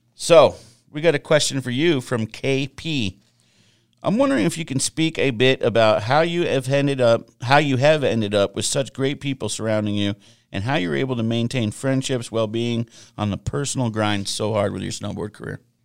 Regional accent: Vermont, United States; I'm from Vermont

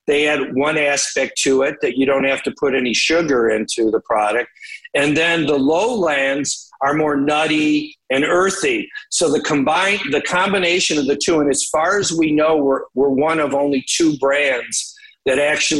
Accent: Detroit, Michigan, United States; I grew up in Detroit, really, you know, in the 70s

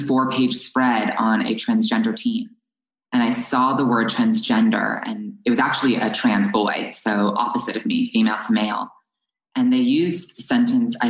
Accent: New Jersey, United States; also born or lived in Los Angeles; I moved from Los Angeles to New Jersey in the second grade

